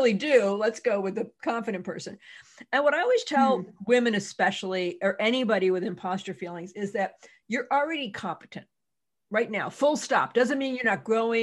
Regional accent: Massachusetts, United States; I'm from Massachusetts.

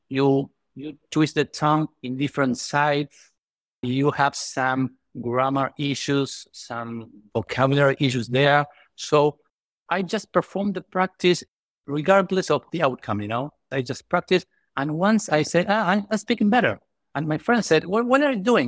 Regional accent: Buenos Aires, Argentina; English is a second language; I'm from Buenos Aires, Argentina.

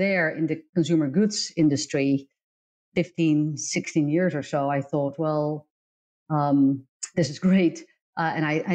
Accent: Netherlands; moved away as an adult; also born or lived in Indonesia / United Kingdom / Singapore; I was born and raised in the Netherlands, but my father was from Indonesia

